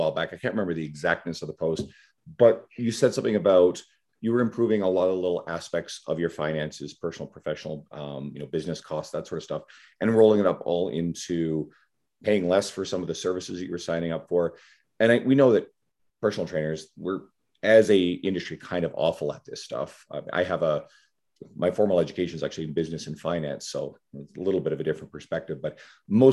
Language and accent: English; Newfoundland and Labrador, Canada; where I grew up in Newfoundland.